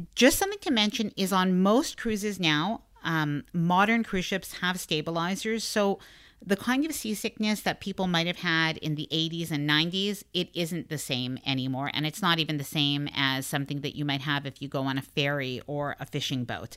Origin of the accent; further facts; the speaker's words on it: Canada; because I'm Canadian